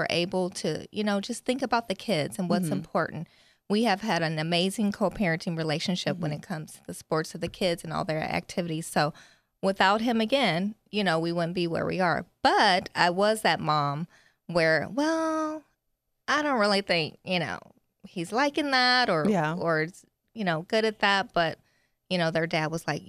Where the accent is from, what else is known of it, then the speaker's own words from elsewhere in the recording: Las Vegas, Nevada, United States; also born or lived in Reno; I grew up in Vegas